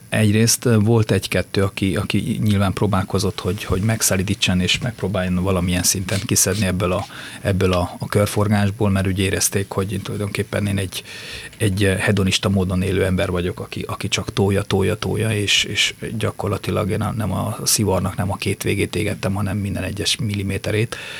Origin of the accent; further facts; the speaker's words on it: near Csíksomlyó, Transylvania, Harghita County, Romania; now in Hungary; én Csikszonyú mellett születtem, és gyerekként már jártam úgy oda